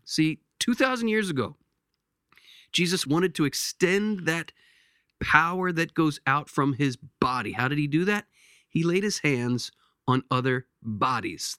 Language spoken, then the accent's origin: English; Lancaster, Pennsylvania, United States; my hometown where I grew up in Lancaster, Pennsylvania.